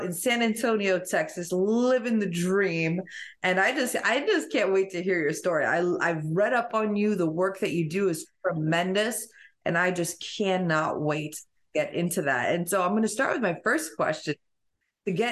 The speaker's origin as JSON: {"language": "English", "town": "Rome", "region": "Lazio", "country": "Italy", "tie": "born or raised there", "also_born_or_lived": "Albania", "moved": "yes", "said": "I grew up in Europe too. So I was born in Albania, and then I moved to Rome when I was little"}